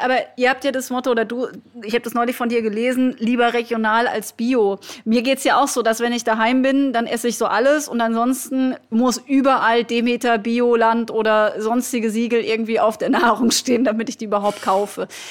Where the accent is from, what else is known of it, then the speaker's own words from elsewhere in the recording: Black Forest, Baden-Württemberg, Germany; now in Berlin, Germany; mitten in meiner Heimat.